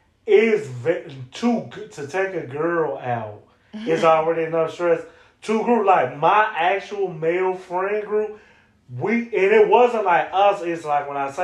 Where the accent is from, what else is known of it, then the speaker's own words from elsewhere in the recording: Chicago, Illinois, United States; And I'm from Chicago.